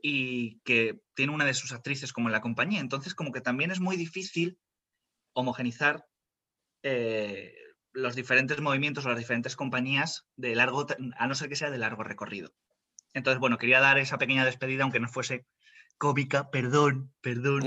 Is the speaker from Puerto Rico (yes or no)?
no; Spain; Soy español 100%.